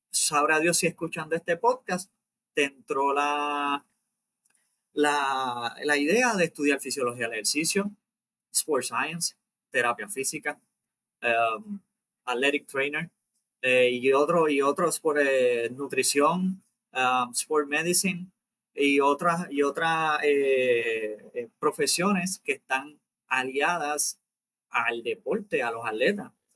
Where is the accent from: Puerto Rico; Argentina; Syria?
Puerto Rico; nosotros somos puertorriqueños, nacidos en Puerto Rico, criados en Puerto Rico.